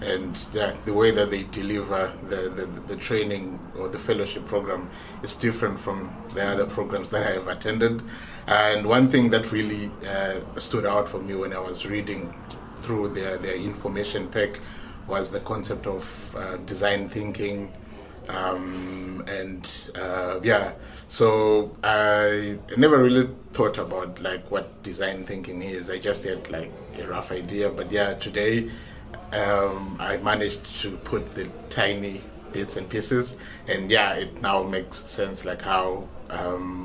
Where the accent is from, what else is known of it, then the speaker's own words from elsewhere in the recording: Zimbabwe; I'm from Zimbabwe